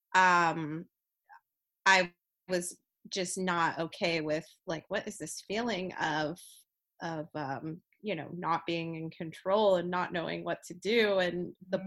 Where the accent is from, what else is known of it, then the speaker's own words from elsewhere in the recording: New Jersey, United States; I'm originally from South Jersey